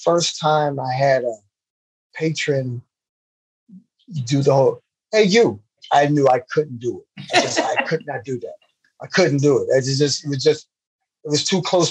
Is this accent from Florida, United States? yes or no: yes; Miami, Florida, United States; I grew up in Miami, Florida. I was born and raised in an area in Miami called South Miami Heights